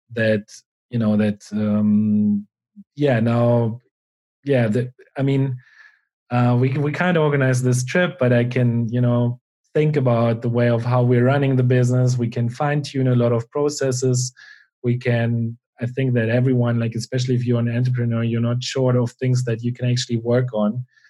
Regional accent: Germany; now in Spain; I grew up, um, yeah, in a small town in Germany

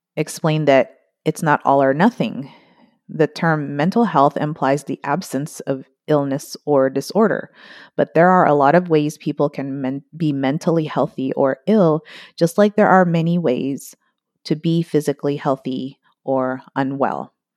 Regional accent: Philippines; moved away; also born or lived in United States; my home country, Philippines

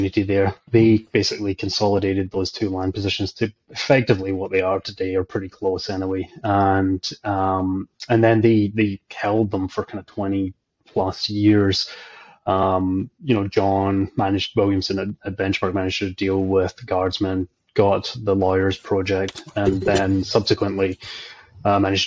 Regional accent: just outside Glasgow, Scotland, United Kingdom; moved away as an adult; also born or lived in Calgary, Canada; now in Canada; I'm Scottish, grew up just outside Glasgow

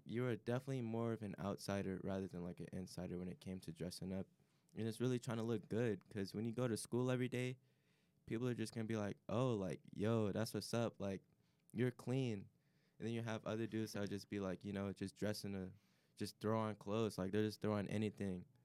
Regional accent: Chicago, Illinois, United States; I'm coming from Chicago area

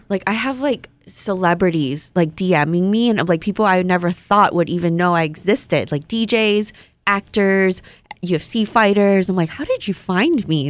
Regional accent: Hawaii, United States; born or raised there; first language Vietnamese; English is a second language; also born or lived in Malaysia

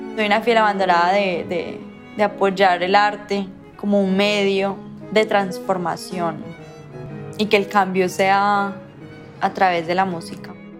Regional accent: Colombia; esa música que nosotros ya tenemos aquí como colombianos

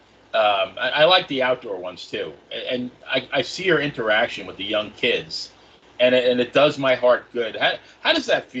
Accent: New York, United States; born or raised there; now in Tampa, United States

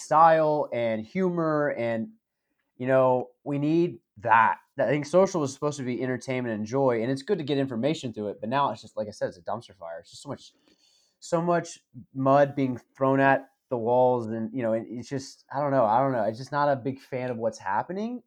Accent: the South, United States; as a Southerner

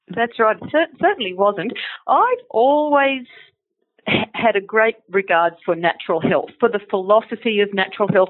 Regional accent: Sydney, New South Wales, Australia; I'm from Sydney

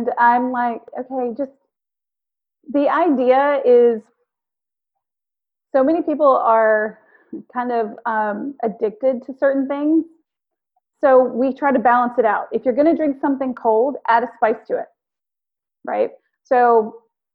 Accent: the South, United States; I'm from the South

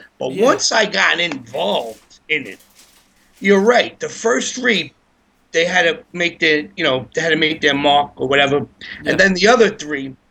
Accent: New York City, New York, United States; I grew up in Bedford, in Bay Ridge

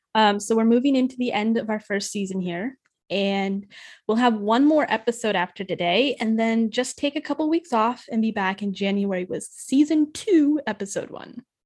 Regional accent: near Forks, Washington, United States; moved away; It's, it's my hometown area.

